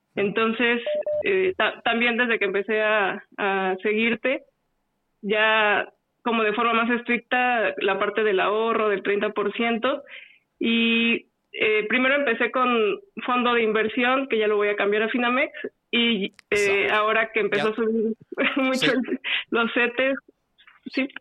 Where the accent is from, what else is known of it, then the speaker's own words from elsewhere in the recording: Guanajuato, Mexico; moved away as an adult; now in Querétaro, Mexico; nací en Guanajuato y ya llevo en Querétaro alrededor de 10